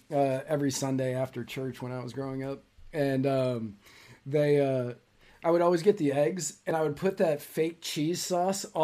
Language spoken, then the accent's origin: English; Manassas, Virginia, United States; yeah, the one in my hometown in uh, Manassas, Virginia, they definitely they, closed years ago.